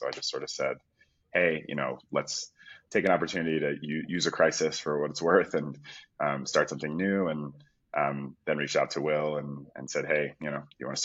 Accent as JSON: {"language": "English", "town": "Philadelphia", "region": "Pennsylvania", "country": "United States", "also_born_or_lived": "United Kingdom", "moved": "yes", "said": "I'm from Philadelphia originally."}